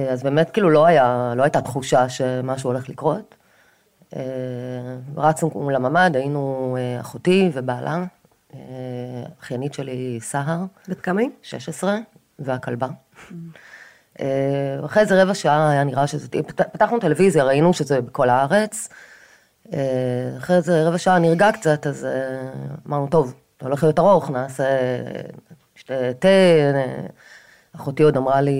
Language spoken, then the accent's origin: Hebrew; Kfar Aza, Southern District, Israel; now in Tel Aviv, Israel; אה, גר בתל אביב כבר 20 שנה בערך, אפילו יותר. אבל נולדתי וגדלתי בקיבוץ כפר עזה, ורוב המשפחה שלי עדיין גרה שם.